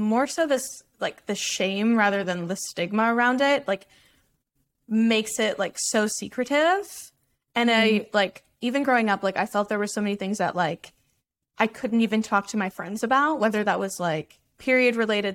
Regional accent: Dallas, Texas, United States; I grew up in Dallas

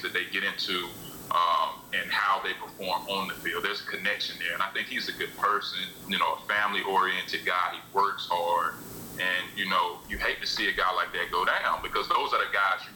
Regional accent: Charlotte, North Carolina, United States; I grew up in Charlotte where, as a kid, we didn't even have a team.

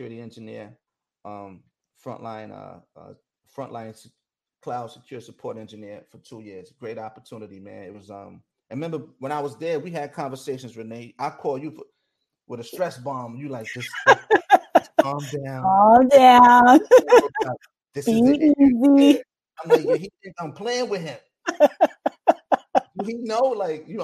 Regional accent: New York, United States; I'm from New York

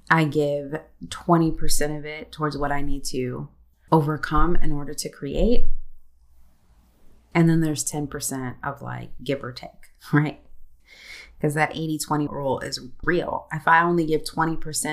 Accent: United States; I'm also American

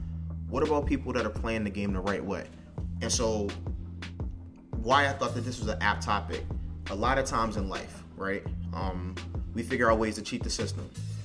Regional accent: Washington, District of Columbia, United States; However, I grew up in Southeast. I went to Maryland schools because my mother was like, these schools in here are terrible.

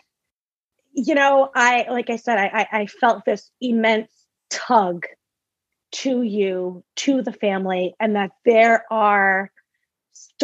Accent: Massachusetts, United States; moved away as an adult; now in Rhode Island, United States; I am from originally born and raised in Massachusetts. I now live in Rhode Island.

